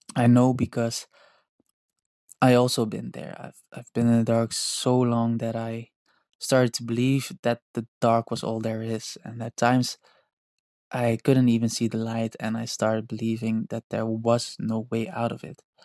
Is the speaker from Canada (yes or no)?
no; Netherlands; English is a second language; I am not an English native speaker. I am Dutch and partly Indonesian